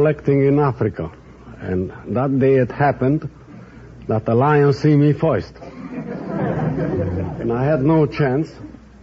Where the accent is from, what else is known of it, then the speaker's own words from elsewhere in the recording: Belgrade, Serbia; moved away; Belgrade, Serbia.